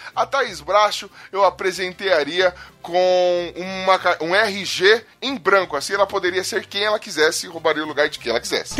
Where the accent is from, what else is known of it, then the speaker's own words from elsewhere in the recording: São Paulo, Brazil; Eu sou de Taquera